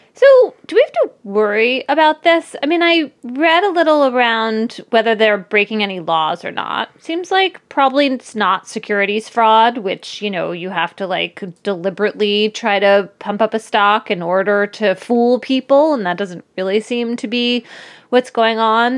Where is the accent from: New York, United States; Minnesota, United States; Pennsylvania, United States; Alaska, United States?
Pennsylvania, United States; Philadelphia; now in New Haven, United States; Philadelphia, my hometown